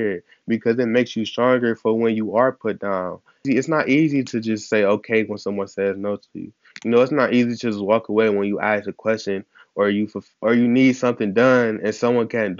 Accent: Ohio, United States; I'm from Ohio

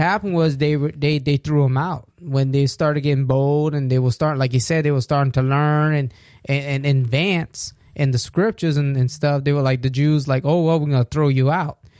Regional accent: United States; we're American

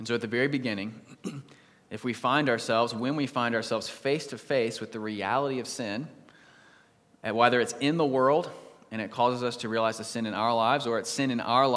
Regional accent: East Coast, United States; also born or lived in Texas; I grew up on the East Coast, I was born in Texas

